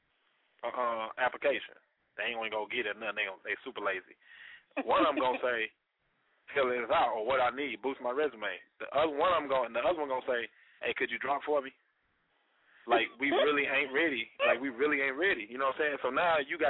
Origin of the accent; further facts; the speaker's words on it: Chicago, Illinois, United States; Chi-town is where my family's from